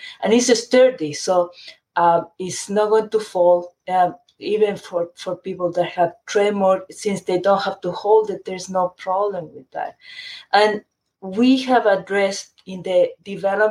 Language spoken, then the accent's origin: English; Chile; moved away; I grew up in Chile, and my family is still in Chile